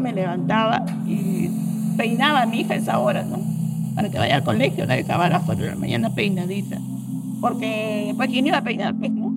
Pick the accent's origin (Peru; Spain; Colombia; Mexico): Peru; Ica; soy de ICA, eh, vivo en ICA